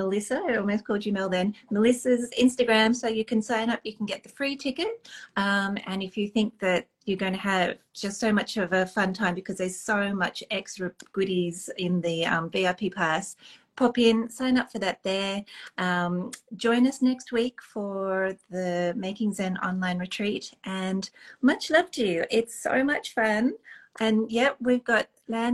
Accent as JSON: {"language": "English", "country": "Australia", "said": "I'm Australian"}